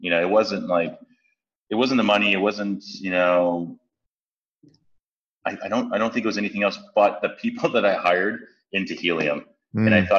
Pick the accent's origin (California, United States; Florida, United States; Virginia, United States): California, United States; San Francisco; I grew up in San Francisco most of my life. I grew up in the Tenderloin